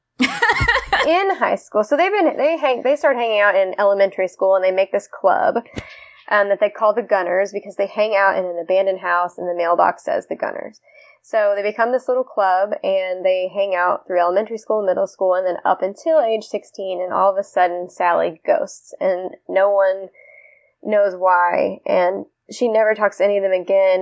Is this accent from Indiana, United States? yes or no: yes; Jeffersonville, Indiana, United States; moved away; I grew up in Jeffersonville, Indiana, which is a suburb of Louisville, Kentucky.